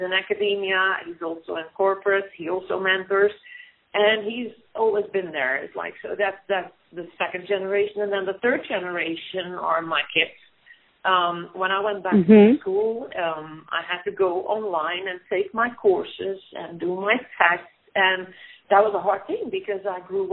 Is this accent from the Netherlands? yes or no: yes; Netherlands; moved away; I grew up in the Netherlands